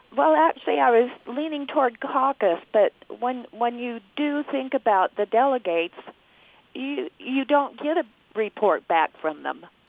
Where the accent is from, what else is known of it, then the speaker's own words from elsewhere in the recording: California, United States; moved away as an adult; now in Logan, United States; I grew up in California and lived there for many years